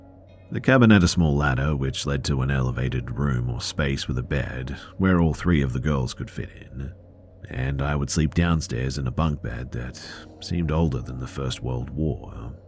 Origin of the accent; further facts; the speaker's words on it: Spain; English is a second language; moved away as an adult; now in New York, United States; As for me and my friends in this story, well, we're from Spain, and when this happened, end of September 2023, we were fairly new to the US. I moved here a while back for law school, and so did my friends.